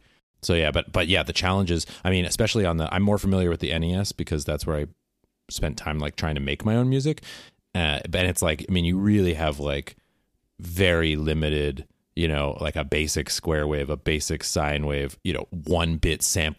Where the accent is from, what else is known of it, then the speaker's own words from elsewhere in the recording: Pacific Northwest, United States; accent: Pacific Northwest; I was referring to primarily the Pacific Northwest part of my accent.